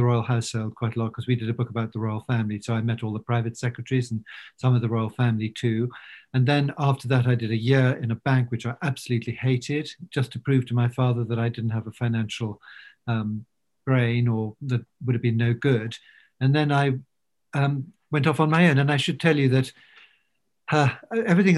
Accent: London, United Kingdom; also born or lived in Wiltshire; I was brought up partly in London and partly in Wiltshire.

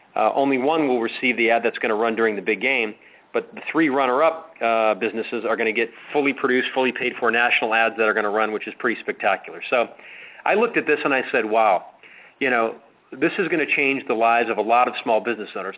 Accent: Chicago, Illinois, United States; I grew up in Chicago

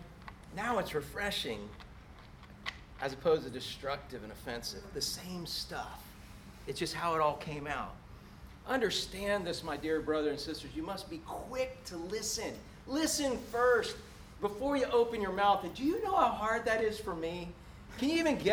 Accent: Orlando, Florida, United States; I grew up in Orlando before there was a lick of concrete

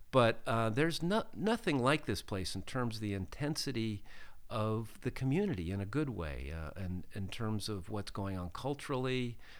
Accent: Pittsburgh, Pennsylvania, United States; I grew up in, uh, in Pittsburgh, Pennsylvania

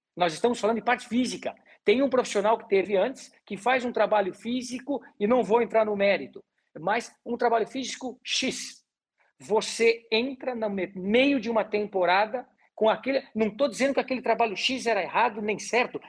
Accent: Gaúcho, Rio Grande do Sul, Brazil

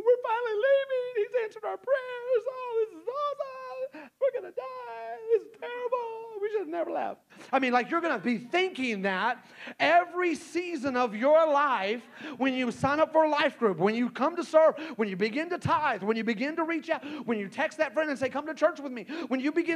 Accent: Texas, United States; also born or lived in Hot Springs, Arkansas; now in Rogers, United States; I grew up in Texas

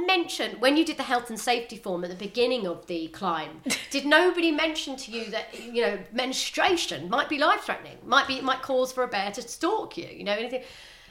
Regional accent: Northern Ireland, United Kingdom; look, I'm from Northern Ireland, you know, I'm used to, like, I've never, ever been in this situation.

